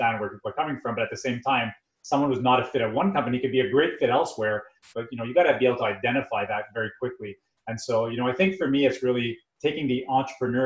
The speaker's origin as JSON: {"language": "English", "town": "Montreal", "region": "Quebec", "country": "Canada", "said": "we come from Montreal, so we have a lot of French-speaking population where we live"}